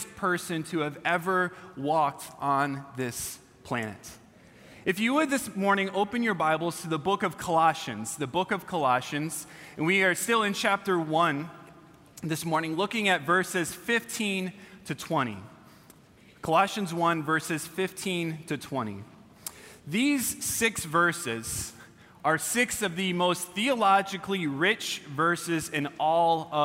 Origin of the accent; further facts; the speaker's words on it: California, United States; I'm from California